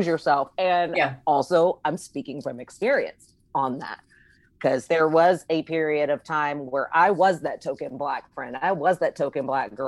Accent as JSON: {"language": "English", "town": "Palmdale", "region": "California", "country": "United States", "tie": "born or raised there", "said": "I'm from Palmdale, California"}